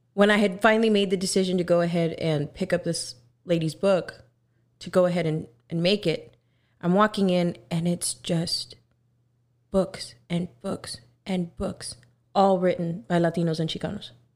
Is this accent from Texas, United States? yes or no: yes; Texas, United States; I am from Texas